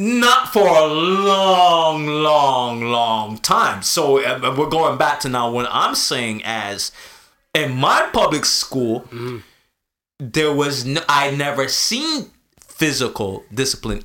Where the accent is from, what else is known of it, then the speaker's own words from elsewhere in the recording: Canada; also born or lived in Jamaica; I'm coming from Canada. A Canadian school system